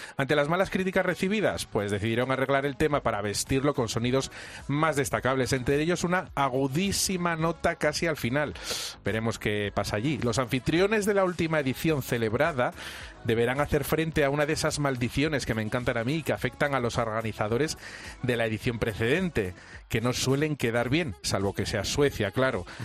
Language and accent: Spanish; Spain; Yo soy asturiano, gallego